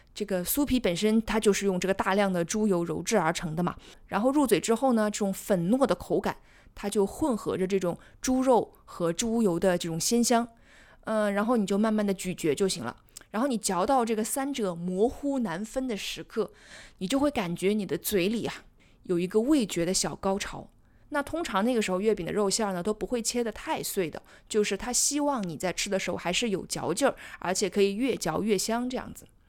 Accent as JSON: {"language": "Chinese", "region": "Jiangsu-Zhejiang-Shanghai area", "country": "China", "tie": "born or raised there", "said": "我是南方人，所以我是在江浙沪这一带，所以我们小的时候都是吃鲜肉月饼的"}